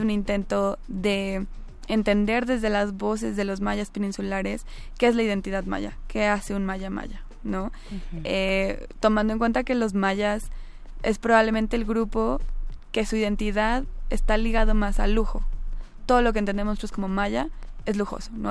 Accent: Mexico; como mestizos, como mexicanos blancos

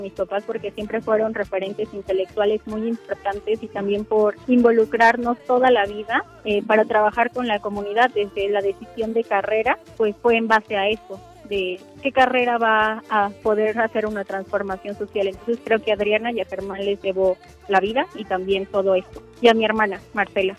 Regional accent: Santa María Tlahuitoltepec, Oaxaca, Mexico; now in Mexico City, Mexico; nací en Tlahuitoltepec, Mije, Oaxaca

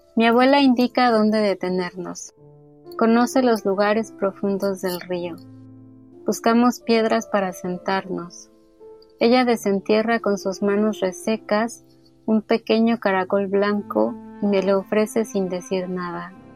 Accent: Naucalpan, State of Mexico, Mexico; Yo crecí en el Estado de México, en Naucalpan

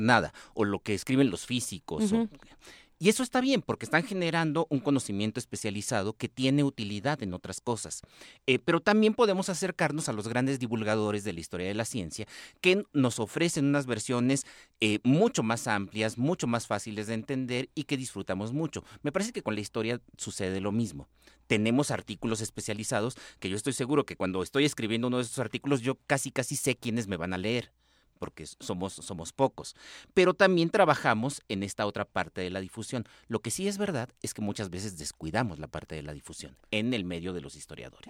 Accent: northern Mexico, Mexico; soy del norte de México

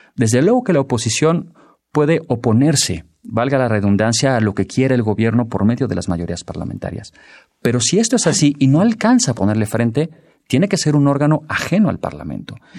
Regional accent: Mexico

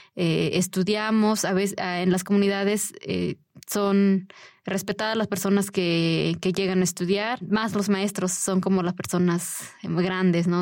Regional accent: Puebla, Mexico; Yo soy de una comunidad totonaca de la Sierra Nororiental del estado de Puebla.

